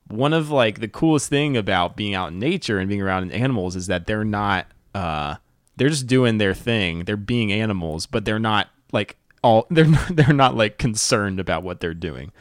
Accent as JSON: {"language": "English", "region": "North Carolina", "country": "United States", "said": "I'm from North Carolina."}